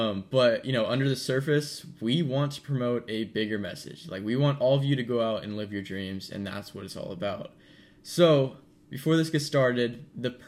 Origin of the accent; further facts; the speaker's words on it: Sacramento, California, United States; moved away as an adult; now in San Diego, United States; I live in California. I've lived there my whole life. I'm from the Sacramento area